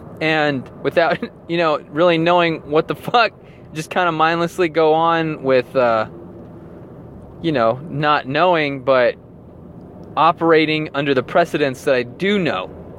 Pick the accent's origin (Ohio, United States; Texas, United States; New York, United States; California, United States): Texas, United States; also born or lived in Las Vegas, Nevada; I'm originally from Texas, and my parents and I, well, my mom remarried my stepdad, and we moved to a couple of different places, but eventually we moved and settled for a long time in Las Vegas, Nevada.